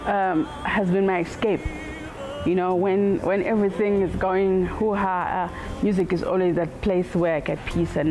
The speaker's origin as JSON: {"language": "English", "country": "South Africa", "said": "as South African artists"}